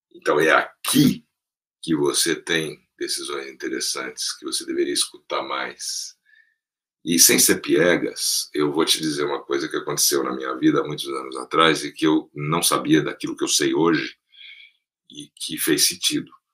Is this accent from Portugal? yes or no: no; Brasília, Federal District, Brazil; moved away; also born or lived in São Paulo; nasci em São Paulo, cresci em Brasília, meus pais mudaram para lá logo depois da inauguração, nos anos 60.